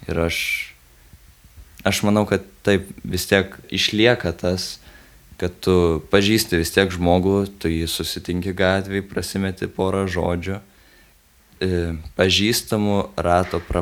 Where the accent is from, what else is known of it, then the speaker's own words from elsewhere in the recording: Lithuania; mes iš Lietuvos